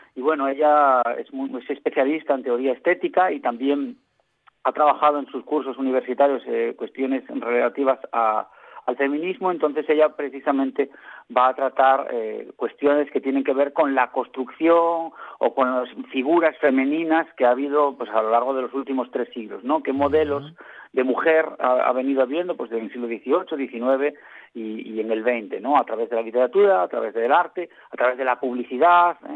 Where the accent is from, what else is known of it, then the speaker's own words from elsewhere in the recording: western Asturias, Spain; yo soy del occidente de Asturias